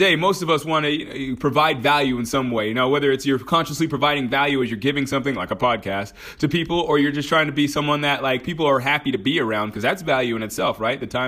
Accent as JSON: {"language": "English", "region": "Georgia", "country": "United States", "tie": "born or raised there", "also_born_or_lived": "Texas", "moved": "yes", "said": "I was born in Georgia, by the way, just in case you didn't know that. So sometimes that accent comes out"}